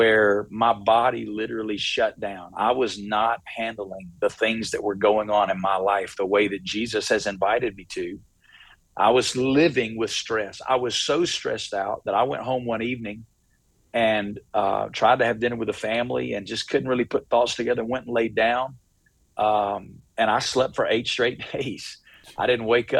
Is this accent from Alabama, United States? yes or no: yes; Alabama, United States; moved away as an adult; also born or lived in Memphis, Tennessee; now in Las Vegas, United States; I'm originally from the Bible Belt. I came from the state of Alabama